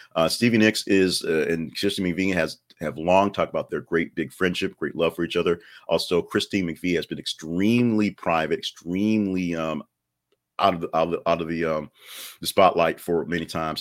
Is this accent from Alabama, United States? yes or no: yes; Alabama, United States; I was born in Alabama